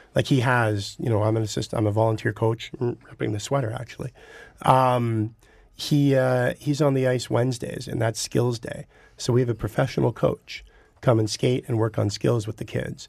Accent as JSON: {"language": "English", "town": "Burlington", "region": "Ontario", "country": "Canada", "tie": "born or raised there", "accent": "Southern Ontario", "lives_now": "Toronto, Canada", "said": "I grew up in Burlington, so the Halton District"}